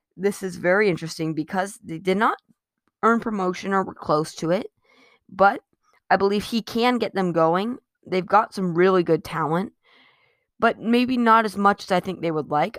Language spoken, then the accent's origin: English; United States; I'm an American